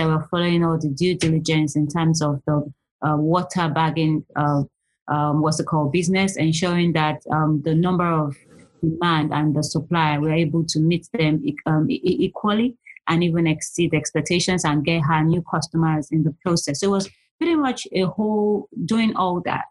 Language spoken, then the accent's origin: English; Nigeria; moved away as an adult; also born or lived in London, United Kingdom; now in United Kingdom; I'm originally from Nigeria. I pretty much did all my adult, pretty much young and adult age in Nigeria. I left Nigeria when I was 21.